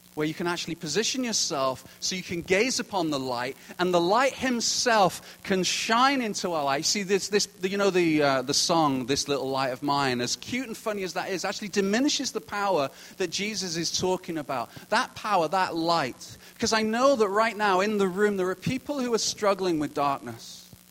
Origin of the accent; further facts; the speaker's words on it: United Kingdom; now in Kelowna, Canada; as a Brit